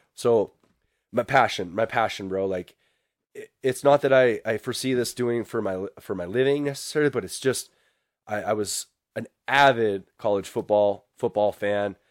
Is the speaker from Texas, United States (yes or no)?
no; Billings, Montana, United States; I'm from Billings, Montana.